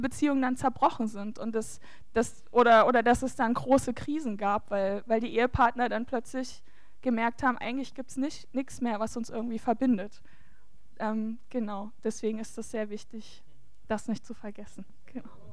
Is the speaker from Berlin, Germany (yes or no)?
no; Saxony, Germany; bei uns in Sachsen